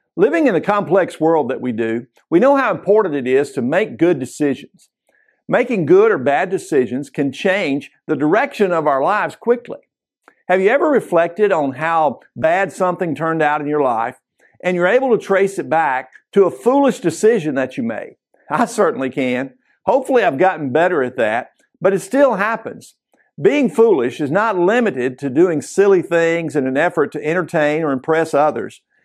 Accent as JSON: {"language": "English", "region": "Kentucky", "country": "United States", "tie": "born or raised there", "said": "growing up in Kentucky"}